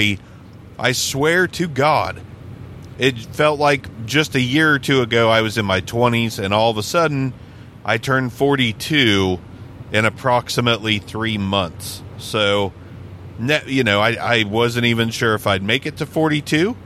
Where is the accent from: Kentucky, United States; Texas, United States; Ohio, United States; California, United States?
Ohio, United States; moved away as an adult; also born or lived in Las Vegas, Nevada; We're from Ohio